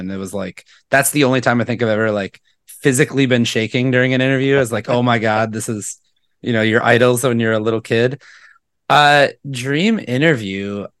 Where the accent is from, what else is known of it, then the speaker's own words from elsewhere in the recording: Milwaukee, Wisconsin, United States; I grew up born and raised in Milwaukee, went to college here at Marquette University and just kind of never left.